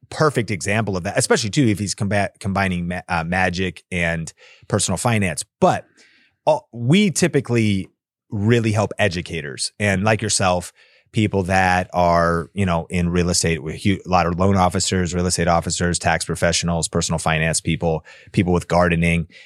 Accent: Seattle, Washington, United States; now in Las Vegas, United States; I grew up in Seattle, so we had evergreen trees

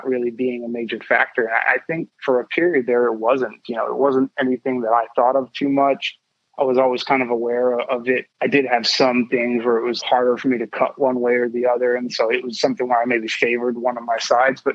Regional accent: Ann Arbor, Michigan, United States; also born or lived in Chicago, Illinois; My family ended up moving to Ann Arbor, Michigan, and I like to call most of my childhood in Ann Arbor sort of what I remember the most

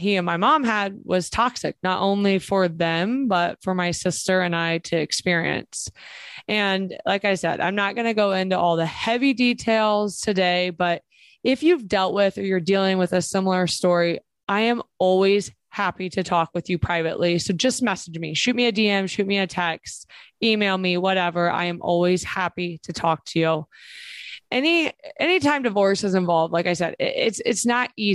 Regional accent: Springfield, Ohio, United States; I grew up in Springfield, Ohio

